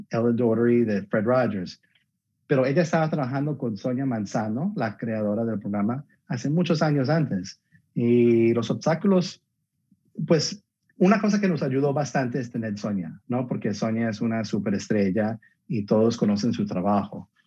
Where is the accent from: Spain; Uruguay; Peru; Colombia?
Colombia; Y yo, soy colombiano, entonces me encantaría tener un colombiano por allá también.